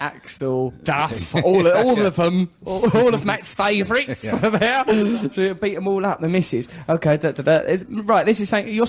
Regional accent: England, United Kingdom; We're English, we've not been circumcised.

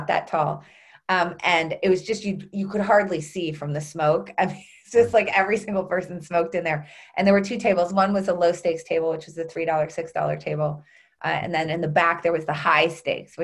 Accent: Concord, New Hampshire, United States; I grew up in New Hampshire, just outside of Concord, New Hampshire

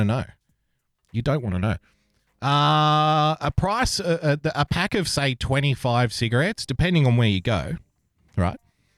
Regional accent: Australia; So the greatest thing about being an Australian is also the worst thing.

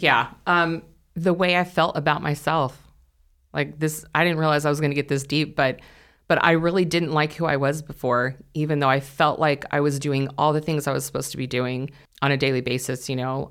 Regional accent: California, United States; moved away as an adult; I grew up in California, and we moved here in October of twenty twenty

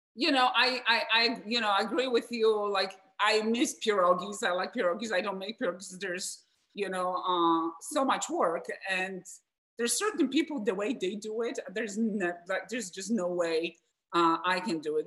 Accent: Wrocław, Lower Silesian Voivodeship, Poland; English is a second language; now in United States; So I'm from Poland, from Wrocław.

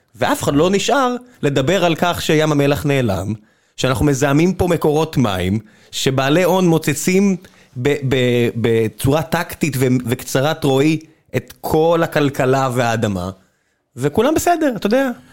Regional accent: Beersheba, Southern District, Israel; moved away; כמי שאני באר שבעי מלידה, כבר לא, לא מעט שנים, אבל כבאר שבעי, אה, שג-, שנולד שם

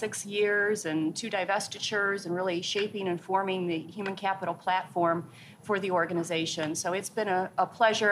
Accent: Pontiac, Michigan, United States; I grew up right outside of Pontiac, Michigan

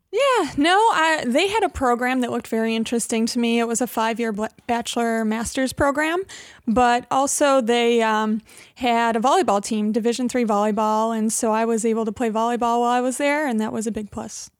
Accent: Hamlin, New York, United States; also born or lived in Buffalo; now in Rochester, United States; I grew up in Hamlin, uh, in Brockport

